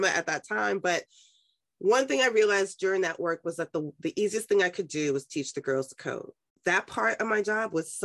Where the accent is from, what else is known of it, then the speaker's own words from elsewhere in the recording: New York City, New York, United States; I was raised in Harlem